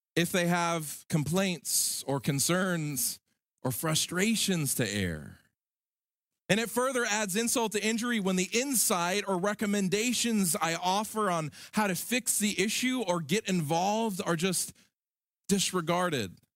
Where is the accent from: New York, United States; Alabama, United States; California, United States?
Alabama, United States; In my home state of Alabama, there's a little town called Enterprise.